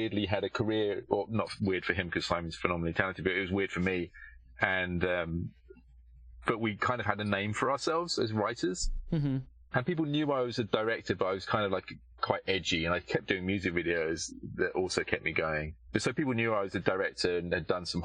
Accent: United Kingdom; moved away as an adult; now in Los Angeles, United States; I'm British

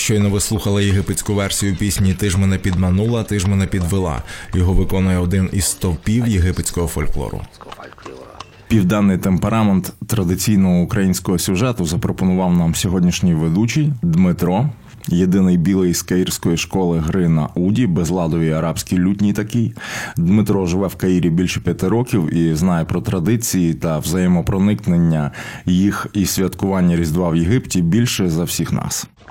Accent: Kamianets-Podilskyi, Khmelnytskyi Oblast, Ukraine; у моєму рідному Кам'янці-Подільському

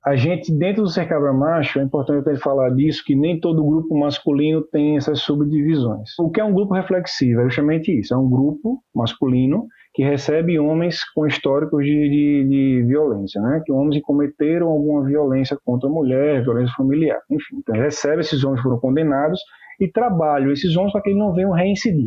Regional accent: Maceió, Alagoas, Brazil; Eu sou nordestino, sou alagoano, como eu disse, de Maceió

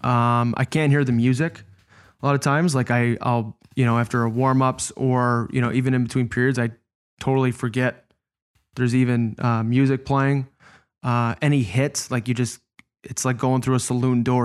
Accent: Chicago, Illinois, United States; I was playing against my hometown team. It's where I grew up

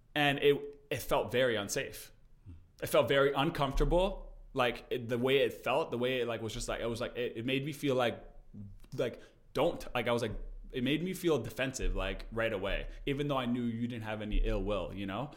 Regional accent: Canada; we're from Canada

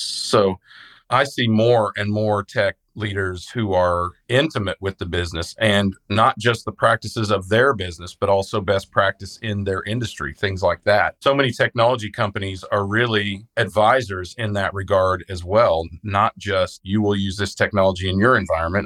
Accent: Midwest, United States; I'm from the Midwest

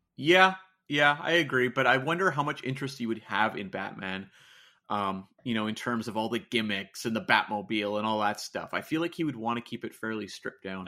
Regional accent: Canada; as a Canadian over on the other side of the pond

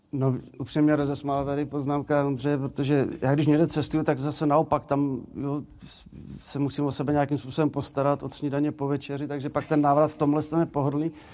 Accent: Polička, Vysočina Region, Czechia; moved away as an adult; now in Hradec Králové, Czech Republic; já jsem rodák z Poličky z Vysočiny, tam jsem žil 18 let

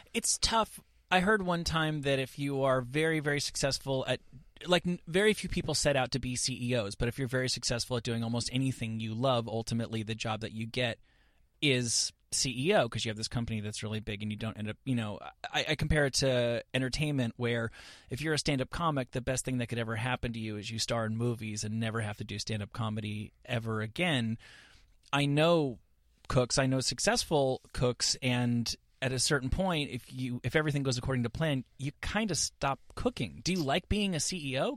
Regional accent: New Jersey, United States; now in Los Angeles, United States; I was raised in New Jersey

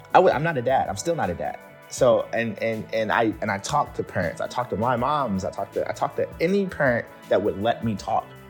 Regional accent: Baltimore, Maryland, United States; growing up in Baltimore, I grew up in a pretty, you know, urban environment

